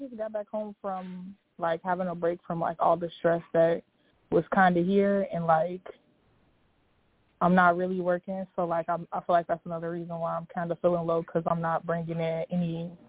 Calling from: Iowa, United States; also born or lived in Chicago; I'm calling from Iowa.

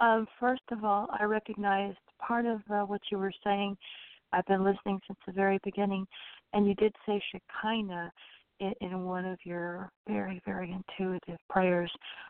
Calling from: Orlando, Florida, United States; I'm calling from Orlando, Florida.

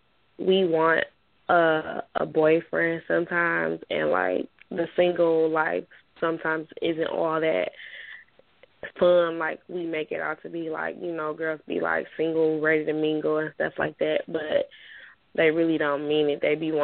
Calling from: Detroit, Michigan, United States; I'm calling from Detroit.

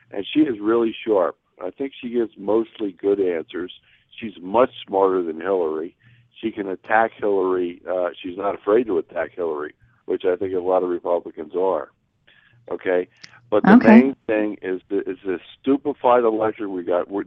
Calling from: Nevada, United States; I'm, I'm called from Nevada. I'm going to be there screaming for her.

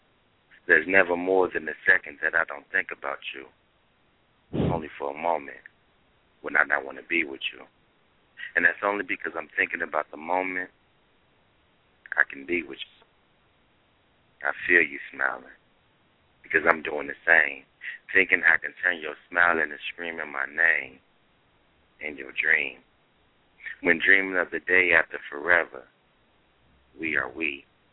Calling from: Cincinnati, Ohio, United States; Name. Cincinnati, Ohio.

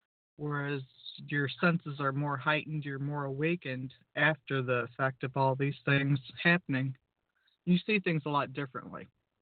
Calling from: Norwalk, United States; Up here in Norwalk, it's probably about 75 right now.

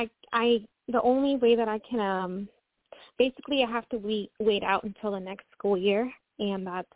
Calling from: Washington, United States; I'm calling from Washington State.

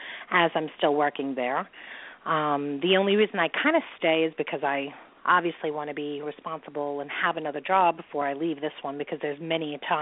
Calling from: New York, United States; I'm calling from New York.

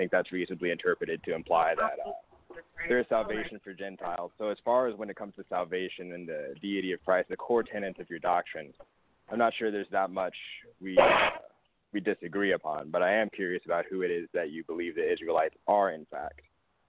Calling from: Phoenix, Arizona, United States; I'm calling from Phoenix, Arizona.

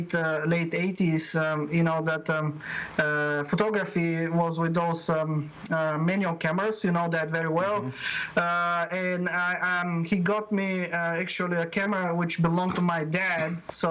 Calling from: Perth, Western Australia, Australia; Yeah, I'm calling from Perth, Western Australia. It's about 9 o'clock in the morning.

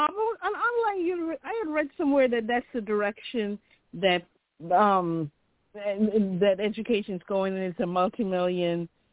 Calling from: Chicago, Illinois, United States; from Chicago.

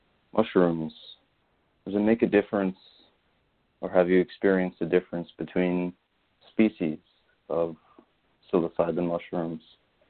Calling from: New York City, New York, United States; I'm calling from Brooklyn, New York.

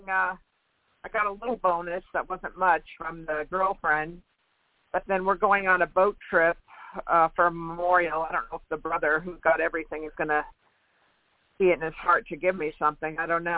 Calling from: California, United States; Hi, this is … I'm in California, hot California.

